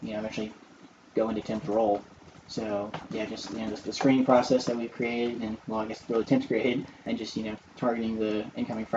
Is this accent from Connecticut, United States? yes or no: no; St. Louis, Missouri, United States; moved away as an adult; my hometown is in St. Louis